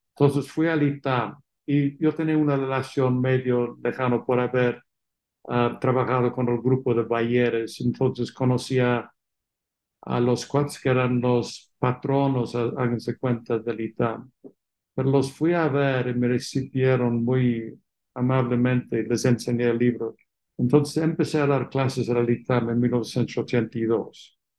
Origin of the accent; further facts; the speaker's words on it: England, United Kingdom; Spanish is a second language; moved away as an adult; also born or lived in London, United Kingdom; now in Mexico; como se entiende por mi acento, nací fuera de México, en Inglaterra, y hice mis estudios de licenciatura en Oxford